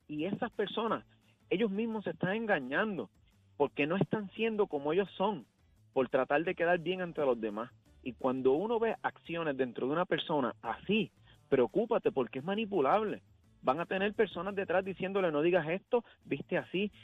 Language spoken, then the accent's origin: Spanish; Puerto Rico; cuando yo nací, yo me crié, decían que Puerto Rico era el país más feliz del mundo